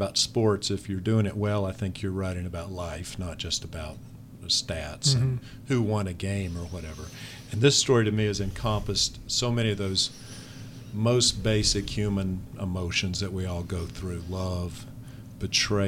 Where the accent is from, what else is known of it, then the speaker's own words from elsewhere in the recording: Spartanburg, South Carolina, United States; moved away as an adult; also born or lived in Miami; now in Charlotte, United States; I grew up in Spartanburg, and so only about 80 miles from here.